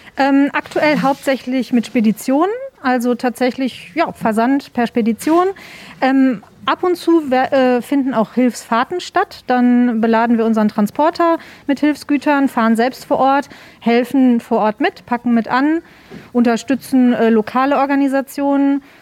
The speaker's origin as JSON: {"language": "German", "country": "Germany", "said": "wir hier als Deutsche oder generell als EuropäerInnen"}